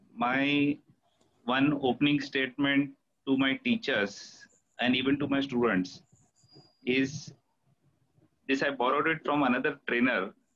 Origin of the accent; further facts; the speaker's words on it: Mumbai, Maharashtra, India; Basically, I grew up in Bombay, born and brought up in Mumbai